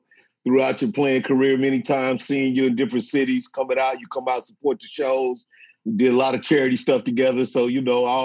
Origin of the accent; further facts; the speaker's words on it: St. Louis, Missouri, United States; I'm from St. Louis, man. So I started in St. Louis